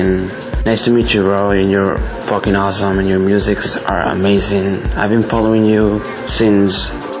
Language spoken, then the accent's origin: English; Dominican Republic; I'm from Dominican Republic.